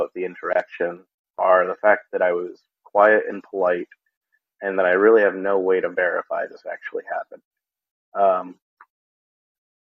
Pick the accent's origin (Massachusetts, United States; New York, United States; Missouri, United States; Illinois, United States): Massachusetts, United States; Worcester; I am from Worcester